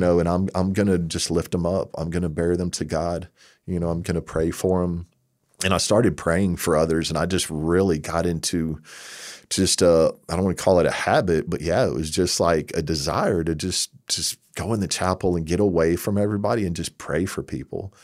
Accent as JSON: {"language": "English", "region": "Texas", "country": "United States", "moved": "yes", "said": "I'm from Texas."}